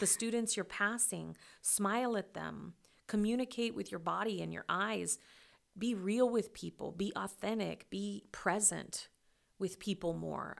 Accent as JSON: {"language": "English", "region": "Western Kansas", "country": "United States", "tie": "born or raised there", "said": "my hometown"}